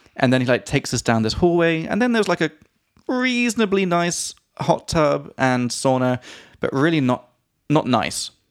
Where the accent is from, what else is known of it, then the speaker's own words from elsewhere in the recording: England, United Kingdom; from England